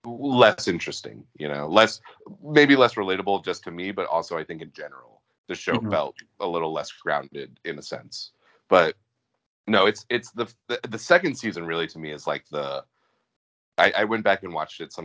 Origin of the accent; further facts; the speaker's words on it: Atlanta, Georgia, United States; growing up in Atlanta